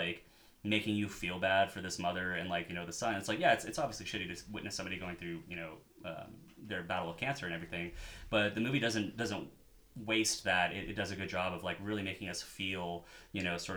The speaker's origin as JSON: {"language": "English", "region": "Midwest", "country": "United States", "moved": "yes", "said": "I'm from the Midwest."}